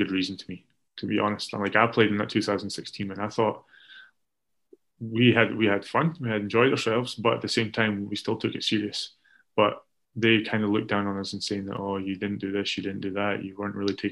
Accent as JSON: {"language": "English", "region": "Scotland", "country": "United Kingdom", "said": "for us as the Scottish players"}